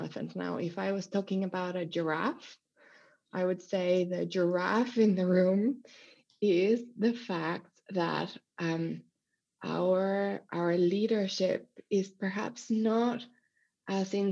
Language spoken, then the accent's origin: English; Mexico; moved away; I grew up in Mexico